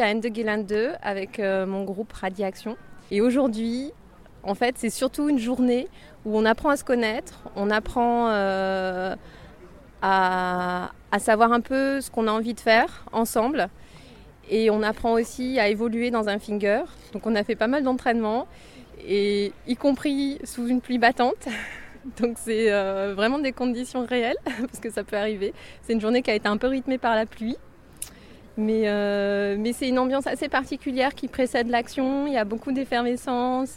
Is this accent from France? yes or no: yes; France; je viens de France